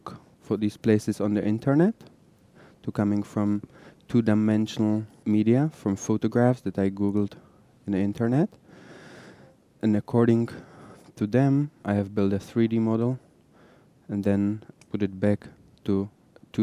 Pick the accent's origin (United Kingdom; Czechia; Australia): Czechia; Prague; now in Israel; I'm originally from Prague. I moved to Israel in 95